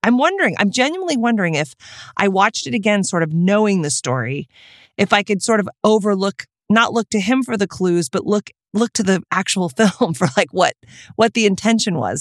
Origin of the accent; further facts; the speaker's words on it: Texas, United States; I am from Texas